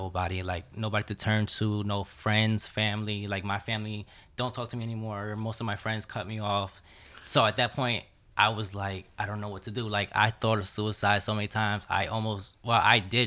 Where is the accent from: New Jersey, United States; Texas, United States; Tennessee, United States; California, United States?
New Jersey, United States; Jersey City; I grew up in Jersey City.